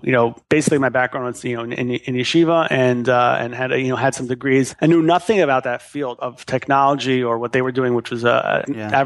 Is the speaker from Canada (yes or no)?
yes; Montreal, Quebec, Canada; moved away as an adult; also born or lived in Far Rockaway, New York; born and raised in Montreal, Canada